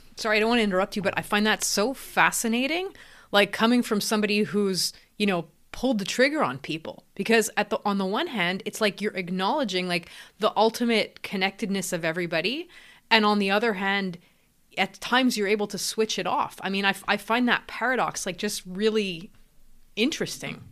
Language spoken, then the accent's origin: English; Canada; I'm actually in Canada, I'm Canadian